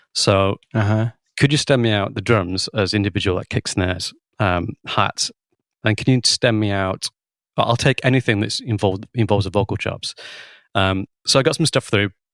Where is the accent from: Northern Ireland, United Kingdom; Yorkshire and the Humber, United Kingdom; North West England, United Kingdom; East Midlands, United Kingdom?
North West England, United Kingdom; Lancashire; also born or lived in Guildford, Surrey / Bristol; I'm from Lancashire, and I studied A level music